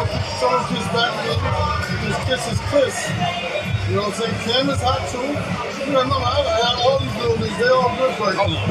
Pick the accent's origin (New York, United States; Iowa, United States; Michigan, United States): New York, United States; New York City; I'm from Harlem.